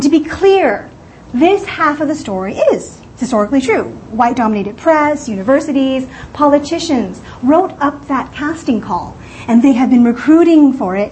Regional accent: California, United States; I am from California, but I used to come to New York City a lot

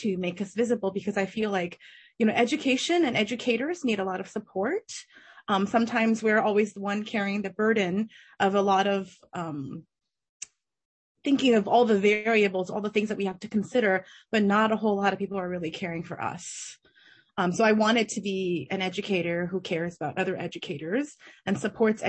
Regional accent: Berkeley, California, United States; also born or lived in China; I grew up in Berkeley, California

